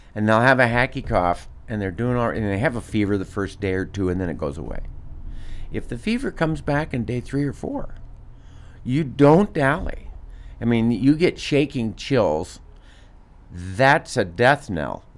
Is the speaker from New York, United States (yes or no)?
no; Des Moines, Iowa, United States; I grew up in Des Moines